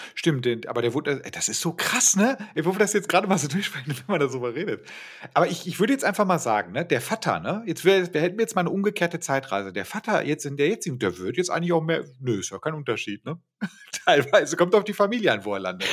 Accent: Bochum, North Rhine-Westphalia, Germany; da wo ich aufgewachsen bin, da, da, sind diese ganzen Plattenbauten halt dadurch entstanden, dass die, wir haben ja eine riesige Universität in Bochum

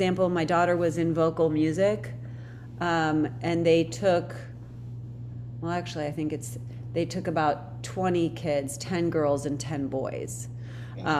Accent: Akron, Ohio, United States; now in Los Angeles, United States; I'm from Akron

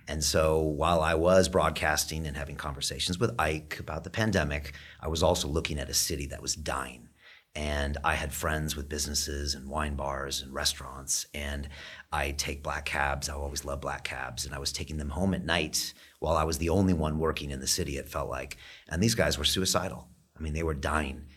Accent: United States; now in London, United Kingdom; I'm from America

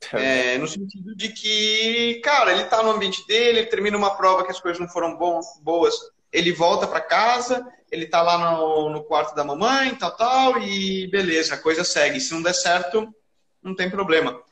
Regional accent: Brazil; nós, como brasileiros

